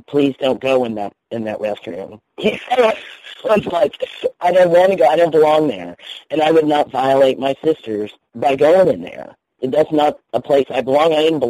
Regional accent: Indiana, United States; born there; my birth certificate says female because I was born in Indiana.

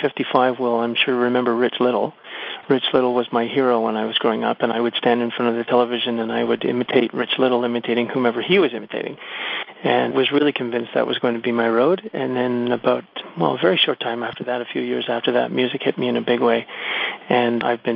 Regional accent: Montreal, Quebec, Canada; first language English; moved away as an adult; now in Vancouver, Canada; I grew up in Montreal

